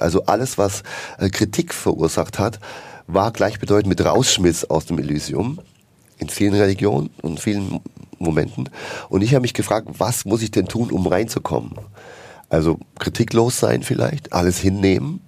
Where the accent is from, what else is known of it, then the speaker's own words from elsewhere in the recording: Bavaria, Germany; now in Berlin, Germany; ich komme ja aus Bayern, ja, bin ja dort geboren, katholisch aufgewachsen